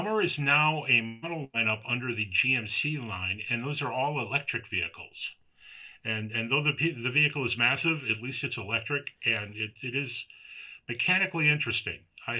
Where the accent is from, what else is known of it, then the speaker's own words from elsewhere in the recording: United States; I'm an American